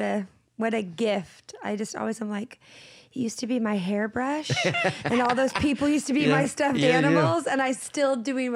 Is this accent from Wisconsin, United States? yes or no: no; Seattle, Washington, United States; I grew up in Seattle, which is not exactly the hotbed of Christian anything, but there are Christians there and incredible churches there. And I was raised in the church. So I was raised in a musical family.